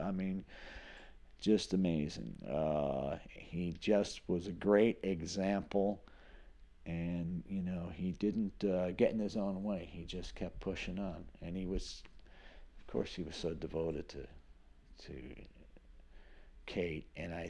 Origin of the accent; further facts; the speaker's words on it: Northeast, United States; I'm from the Northeast. I'm a straight man.